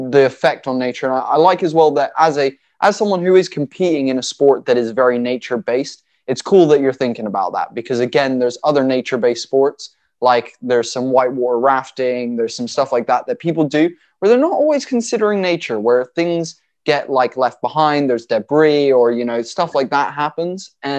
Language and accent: English; United States; I grew up in America